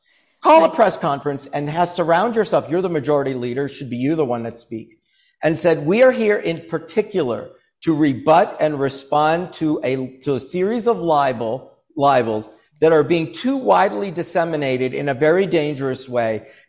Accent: United States; my parents were Holocaust survivors. I am first generation. I am proud of being a Jewish, a first generation American Jew.

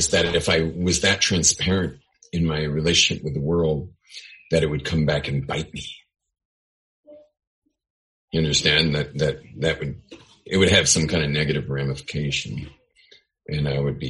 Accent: California, United States; I am Californian.

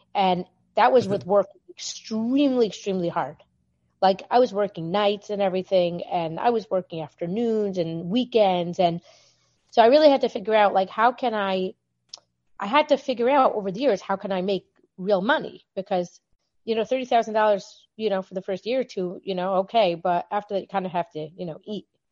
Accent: Baltimore, Maryland, United States; I'm from Baltimore, Maryland

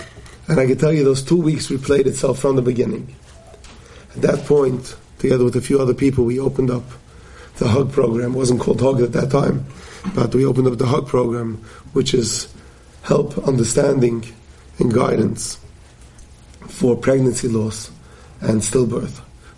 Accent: Forest Hills, New York, United States; I grew up here in Forest Hills many more years than I care to think, and literally davened down the road at the Queens Jewish Center.

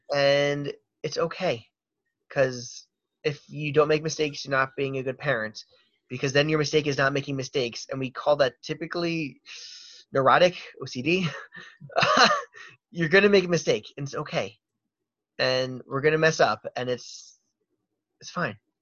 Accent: Baltimore, Maryland, United States; I'm from Baltimore

